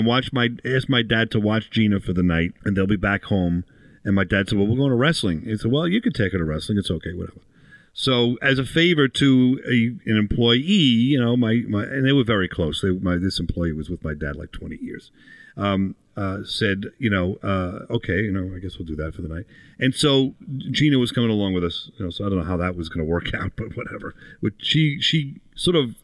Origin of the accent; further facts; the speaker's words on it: Long Island, New York, United States; I'm from Long Island